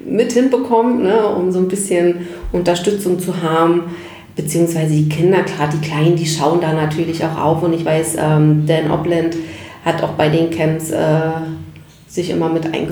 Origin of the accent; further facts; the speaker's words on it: Berlin, Germany; also born or lived in Warnemünde; bin halt ein klassisches Berliner Kind. Und Berlin ist einfach meine Heimat und äh, bin da groß geworden